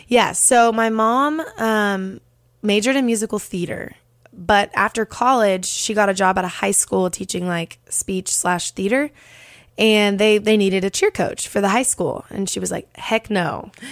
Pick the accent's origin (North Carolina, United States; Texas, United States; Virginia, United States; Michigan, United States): Texas, United States; Dallas; now in Nashville, United States; I'm originally from Dallas, Texas